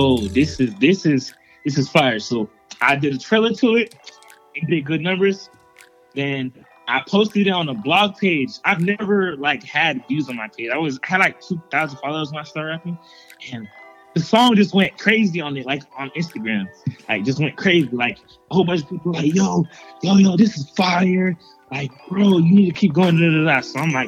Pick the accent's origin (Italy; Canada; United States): United States; Orlando, Florida; I'm from Orlando, Florida